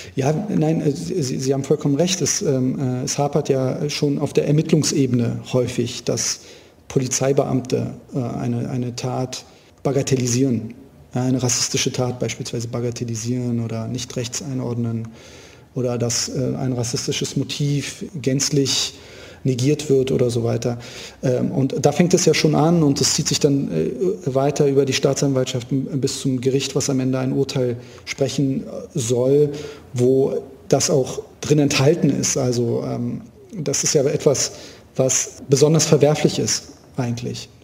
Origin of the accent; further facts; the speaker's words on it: Berlin, Germany; Ich, ich bin gebürtiger Berliner. Ich habe mein ganzes Leben hier verbracht